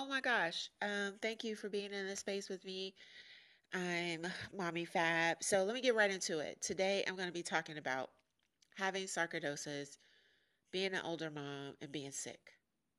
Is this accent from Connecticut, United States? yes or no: no; New York, United States; accent: New York; don't really have a New York accent anymore. And I used to live in England. Of course, I'm not British born, so I didn't keep my accent.